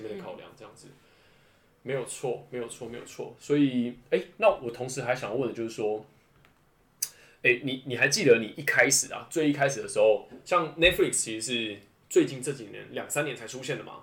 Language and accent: Chinese; northern Taiwan, Taiwan; also born or lived in Pingtung; 因为我本身我家里我是北部人嘛，所以基隆对我来说还是在通勤范围之内